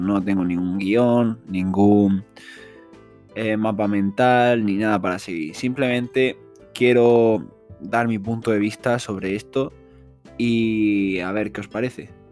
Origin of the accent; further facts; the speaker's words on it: Spain; en mi país, que es España